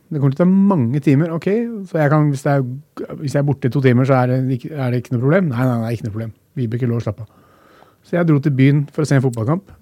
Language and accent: Norwegian; Norway; vi er født i Norge